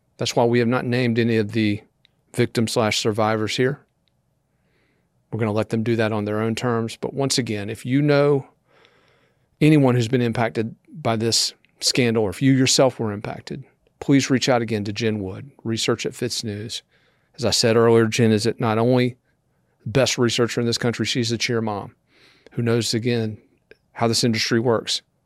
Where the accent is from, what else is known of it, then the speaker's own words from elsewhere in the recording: Columbia, South Carolina, United States; here in Columbia, South Carolina, my hometown